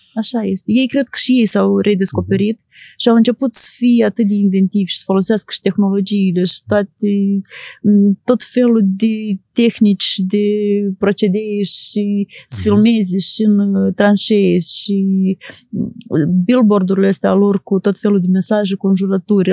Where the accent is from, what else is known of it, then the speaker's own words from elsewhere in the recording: Moldova; eu sunt jurnalist din Moldova